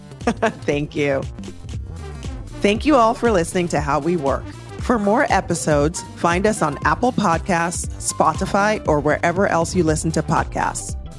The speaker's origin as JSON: {"language": "English", "country": "Jamaica", "said": "I'm Jamaican"}